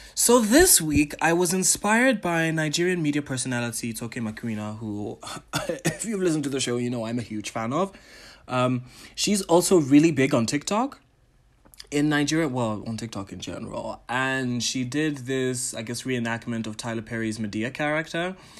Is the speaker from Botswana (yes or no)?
yes; Botswana; also born or lived in Ghana / Tanzania; I am a Ghanaian, a Tanzanian, Pan African entertainer, curator, and entrepreneur from Botswana